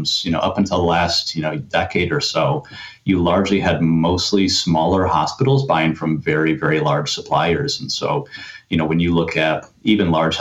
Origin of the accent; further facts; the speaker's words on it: West Michigan, United States; I grew up in West Michigan.